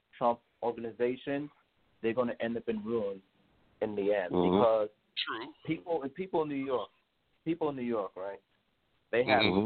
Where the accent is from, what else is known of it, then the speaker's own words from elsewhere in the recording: Jamaica; I'm Jamaican